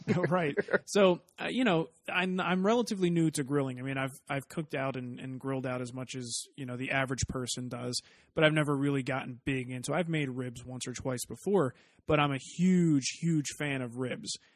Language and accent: English; East Coast, United States; now in Arizona, United States; growing up on the East Coast